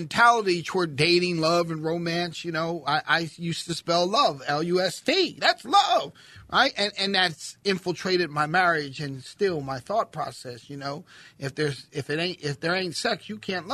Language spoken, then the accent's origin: English; Philadelphia, Pennsylvania, United States; I'm a city kid, right? I'm from Philly